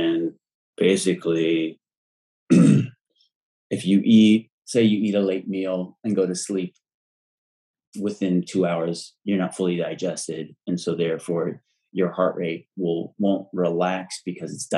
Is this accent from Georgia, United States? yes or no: no; Santa Monica, California, United States; also born or lived in Malibu / Hollywood; Santa Monica, lived in Malibu, Hollywood.